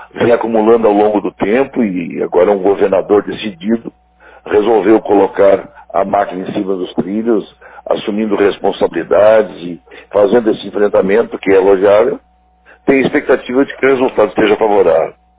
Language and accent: Portuguese; Campo Bom, Rio Grande do Sul, Brazil; eu que sou de Campo Bom, onde fui vereador diversas vezes, prefeito diversas vezes